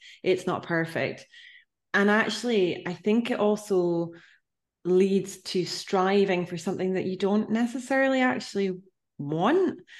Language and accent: English; Inch, Ireland; also born or lived in London; I'm from a small town place. Well, I'm from Inch, which is like, yeah, we're, you know, it's tiny, small, little place. I love it so much, but it's a similar type of thing where I moved away, lived in London also, and I would come back.